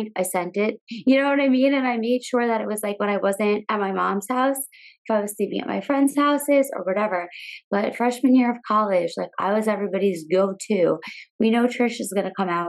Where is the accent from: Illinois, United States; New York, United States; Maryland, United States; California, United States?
New York, United States; Long Island; Growing up in Long Island, New York